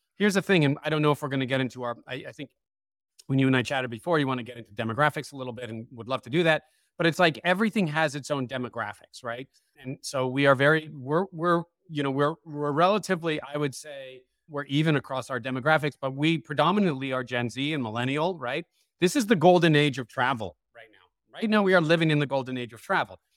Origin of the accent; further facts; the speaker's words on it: San Francisco, California, United States; born and raised in San Francisco